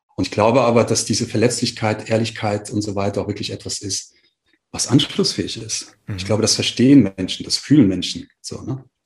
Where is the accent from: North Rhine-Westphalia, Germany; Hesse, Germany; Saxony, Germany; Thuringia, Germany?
Hesse, Germany; Frankfurt; also born or lived in Marburg; ich gehe zurück nach Frankfurt, wo ich hergekommen bin oder wo ich herkomme und wo ich gelebt habe in dem Moment